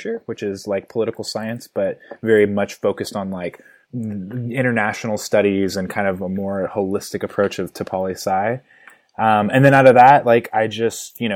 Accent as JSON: {"language": "English", "town": "Milwaukie", "region": "Oregon", "country": "United States", "tie": "born or raised there", "said": "I was born in a suburb of Portland, Oregon, a little town called Milwaukee"}